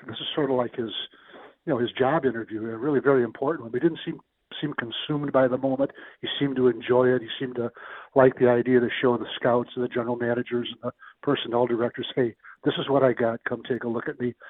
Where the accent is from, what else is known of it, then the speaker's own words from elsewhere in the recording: South Dakota, United States; I'm from South Dakota